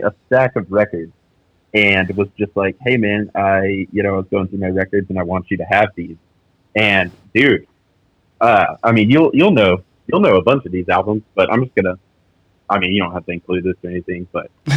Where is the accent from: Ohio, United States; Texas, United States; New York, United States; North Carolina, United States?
Texas, United States; San Angelo; also born or lived in San Antonio, Texas; now in Austin, United States; I'm actually from West Texas, San Angelo